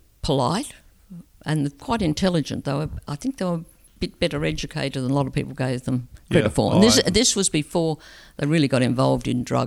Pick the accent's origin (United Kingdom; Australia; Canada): Australia; Wellington, New South Wales; also born or lived in Murrurundi / Scone / Muswellbrook / Sydney; I was born in Wellington.